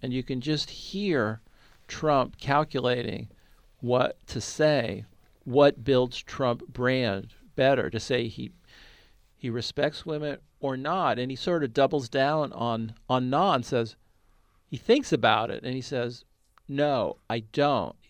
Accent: Bay Area, California, United States; I grew up in the Bay Area

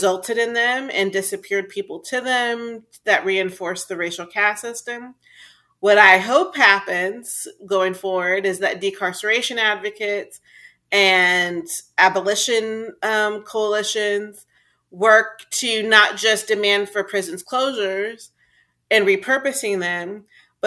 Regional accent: Texas, United States; my home state of Texas

